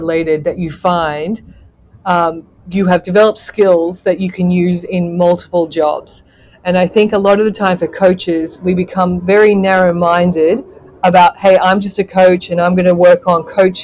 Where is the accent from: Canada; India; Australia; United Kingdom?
Australia; moved away as an adult; also born or lived in Zambia; growing up in Australia as a female coach